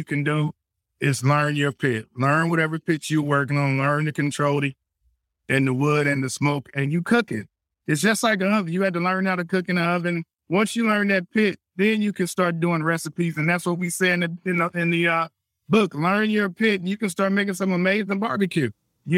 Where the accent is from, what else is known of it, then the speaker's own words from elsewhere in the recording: Compton, California, United States; also born or lived in Corsicana, Texas; raised in Compton and being sent to Corsicana, Texas every summer